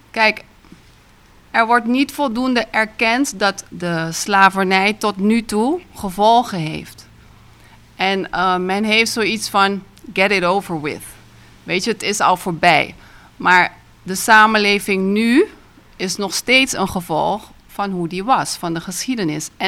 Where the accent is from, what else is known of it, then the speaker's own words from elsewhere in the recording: Curaçao; also born or lived in Netherlands; Ik ben in Nederland geboren, maar ik ben vanaf drie maandjes hier opgegroeid enzovoort. Ik woon weer hier.